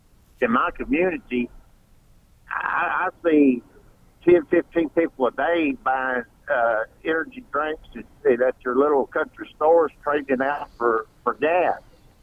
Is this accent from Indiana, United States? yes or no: yes; Indiana, United States